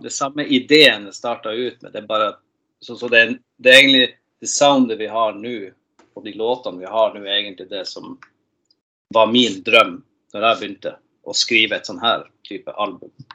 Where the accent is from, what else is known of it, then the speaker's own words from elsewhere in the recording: Tromsø, Troms, Norway; moved away as an adult; now in Gothenburg, Sweden; jeg er født og oppvokst i Nord-Norge, Tromsø